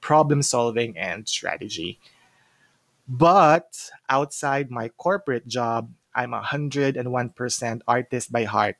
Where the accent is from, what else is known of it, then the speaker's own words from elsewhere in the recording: Cagayan de Oro, Northern Mindanao, Philippines; moved away as an adult; now in Cebu, Philippines; So originally, I'm from Cagayan de Oro, but I got relocated here in Cebu for more than 10 years now.